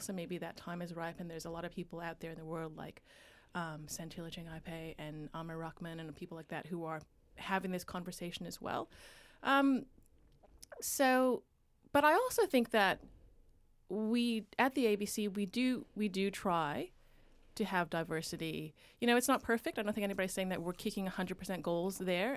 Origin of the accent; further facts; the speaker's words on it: Vancouver, British Columbia, Canada; moved away as an adult; also born or lived in United States; now in Australia; I grew up in Vancouver, right along the U S border.